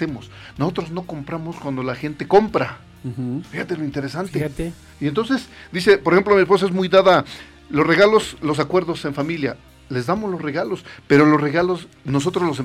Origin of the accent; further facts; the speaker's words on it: Mexico; nosotros como mexicanos